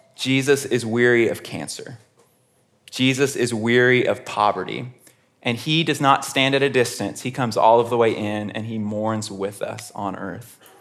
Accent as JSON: {"language": "English", "town": "Houston", "region": "Texas", "country": "United States", "tie": "born or raised there", "said": "I grew up in Houston, Texas"}